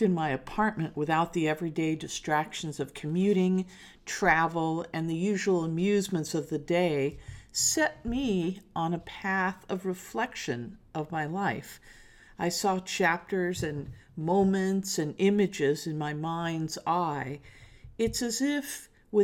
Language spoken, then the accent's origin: English; Los Angeles, California, United States; also born or lived in New York; In my hometown of Los Angeles